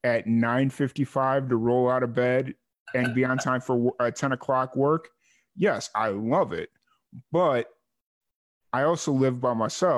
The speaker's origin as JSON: {"language": "English", "town": "Chicago", "region": "Illinois", "country": "United States", "tie": "born or raised there", "also_born_or_lived": "Carbondale, Illinois / Bowling Green / New Mexico / Florida", "moved": "as an adult", "said": "growing up in Chicago or the Chicago, South Chicago, in 2009, I left"}